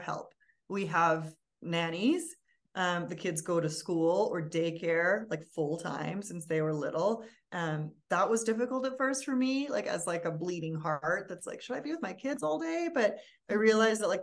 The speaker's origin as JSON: {"language": "English", "town": "Vancouver", "region": "British Columbia", "country": "Canada", "tie": "born or raised there", "also_born_or_lived": "Berlin, Germany / New York, United States", "moved": "as an adult", "said": "I'm from Vancouver"}